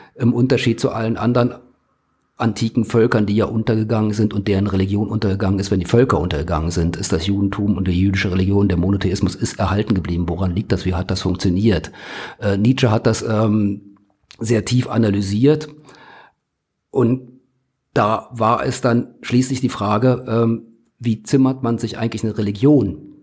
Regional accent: Berlin, Germany; moved away; Also ich bin gebürtige Berliner

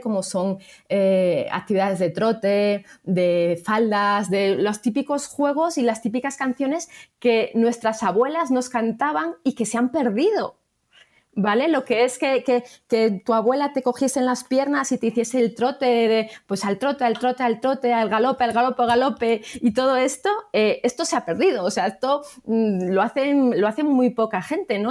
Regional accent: Salamanca, Castile and León, Spain; yo estoy en Salamanca, soy de Salamanca

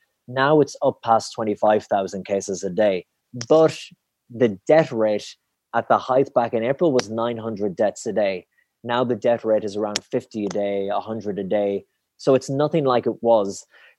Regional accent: Ireland; it was so interesting as an Irish person

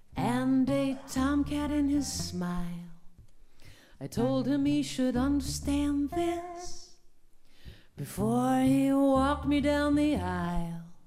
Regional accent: Iowa, United States; my home state of Iowa

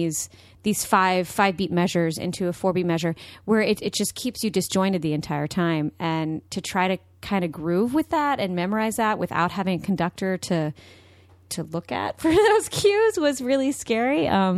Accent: Austin, Texas, United States; I'm from Austin, Texas.

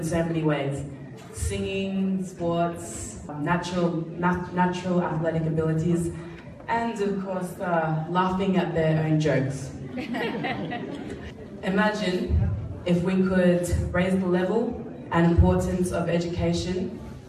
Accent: Pacific Harbour, Central Division, Fiji; moved away; also born or lived in Suva, Fiji; We grew up in Pacific Harbour

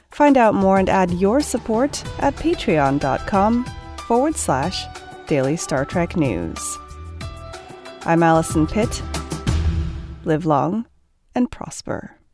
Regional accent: Russia; I guess I should start with a bit of personal background. I'm from Russia, where I grew up.

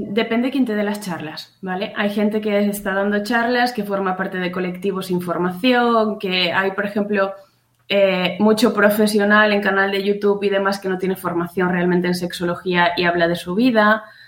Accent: Pontevedra, Galicia, Spain; now in Burela, Spain; yo soy de Pontevedra, de un pueblecito que se llama Huevo, pero vivo en Burela, en la costa de Lugo

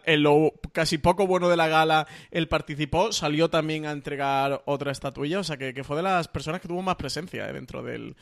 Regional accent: Málaga, Andalusia, Spain; soy el malagueño de los tres

